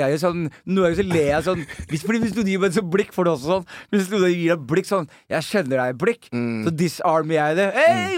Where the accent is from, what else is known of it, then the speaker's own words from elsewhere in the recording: Norway; jeg er fra Norge